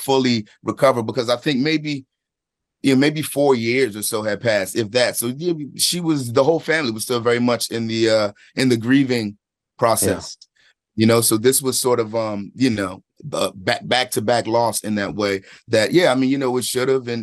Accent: Philadelphia, Pennsylvania, United States; I'm from Philadelphia, from a specific place in time there

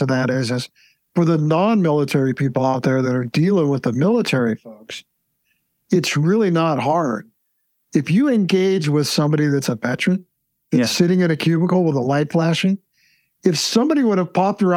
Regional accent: Alma, United States; moved away as an adult; also born or lived in England / Japan; now in Montana, United States; I grew up in Alma. I lived there till I was 19

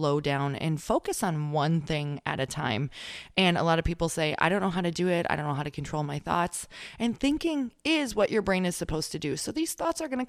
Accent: Midwest, United States; now in California, United States; I am from the Midwest

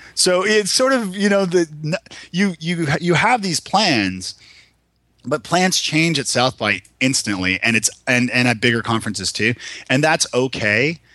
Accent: Toronto, Ontario, Canada; moved away as an adult; now in Nashville, United States; I'm from Toronto originally.

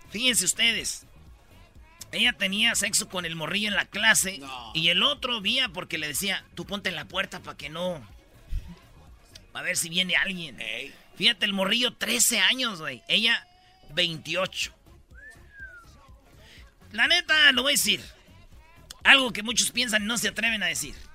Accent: Jiquilpan, Michoacán, Mexico; born or raised there; moved away

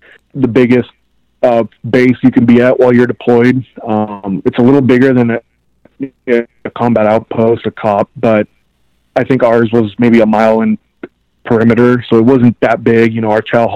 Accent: Southern California, United States; also born or lived in Colombia; I grew up here in Southern California. I'm a Cali kid

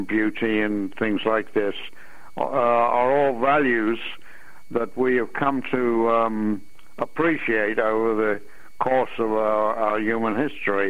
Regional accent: England, United Kingdom; moved away as an adult; also born or lived in London; now in United States; I was born in England, and I went to college in Imperial College London University

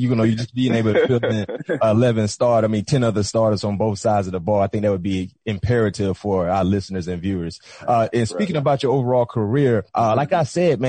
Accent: Broward County, South Florida, United States; We're from South Florida. You know what I mean? Dade County, me and Pat P, we from Broward.

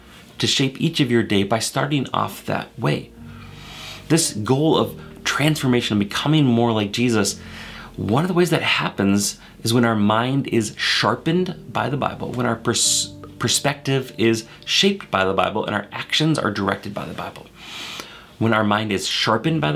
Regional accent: Maple Grove, Minnesota, United States; I grew up in Minnesota, right here in Maple Grove

